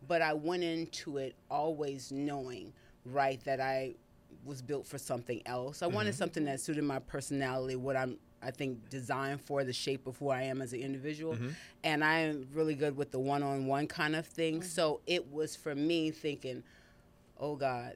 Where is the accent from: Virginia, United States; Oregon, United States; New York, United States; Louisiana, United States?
Louisiana, United States; South; also born or lived in Dallas; now in Houston, United States; Originally, I'm from Louisiana.